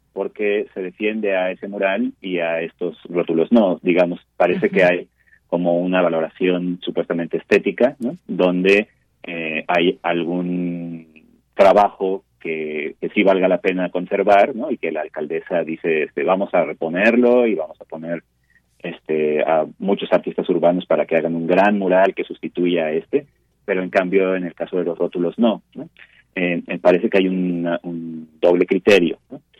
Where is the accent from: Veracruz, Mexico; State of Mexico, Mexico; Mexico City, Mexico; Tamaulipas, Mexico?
Mexico City, Mexico; nosotros como mexicanos, como chilangos